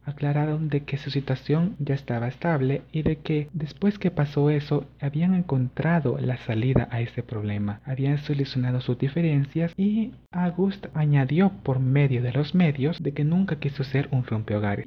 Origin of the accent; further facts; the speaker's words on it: El Salvador; soy salvadoreño